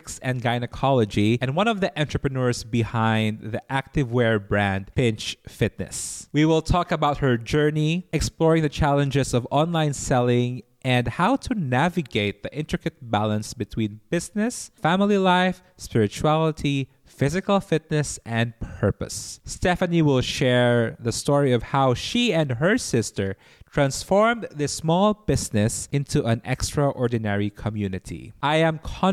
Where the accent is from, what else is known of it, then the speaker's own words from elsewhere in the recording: Cebu City, Central Visayas, Philippines; my hometown in Cebu